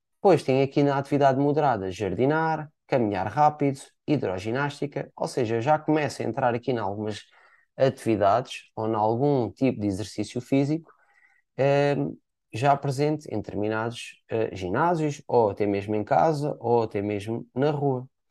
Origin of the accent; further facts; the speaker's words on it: Portimão, Algarve, Portugal; eu sou cá natural de Portimão